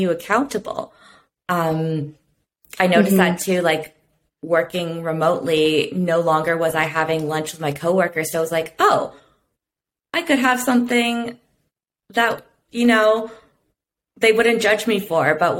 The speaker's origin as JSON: {"language": "English", "country": "Canada", "tie": "born or raised there", "said": "now that I'm back in my hometown"}